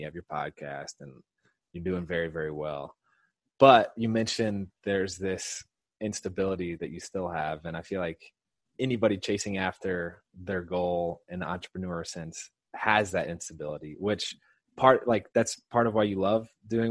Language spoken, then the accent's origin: English; Indiana, United States; we're both Hoosiers. For those of you who don't know what a Hoosier is, it's someone born and raised in Indiana